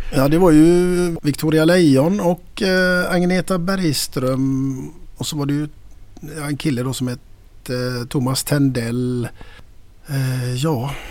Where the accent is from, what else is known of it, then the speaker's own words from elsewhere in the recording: Gothenburg, Västra Götaland, Sweden; både du och jag, vi kommer ifrån Västra Frölunda